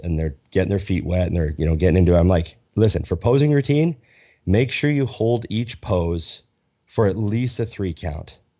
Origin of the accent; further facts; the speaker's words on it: Canada; as a Canadian